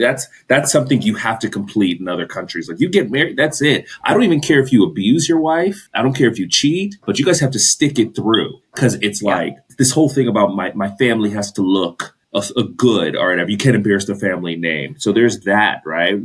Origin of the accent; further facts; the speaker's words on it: Los Angeles, California, United States; I'm from